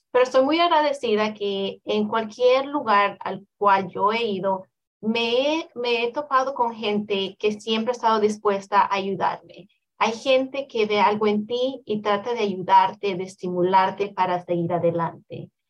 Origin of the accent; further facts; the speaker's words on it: El Salvador; moved away; also born or lived in Houston; Yo soy del Salvador, lo cual es un país totalmente pequeño. Comparado a la ciudad de Houston a la que me moví, fue, el cambio fue extremadamente grande.